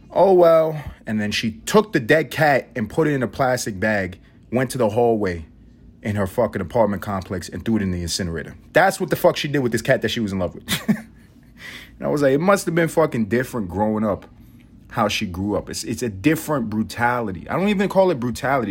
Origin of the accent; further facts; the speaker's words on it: United States; I'm an American